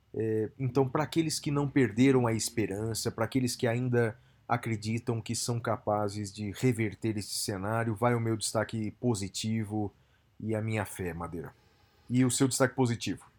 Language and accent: Portuguese; Brazil; nós brasileiros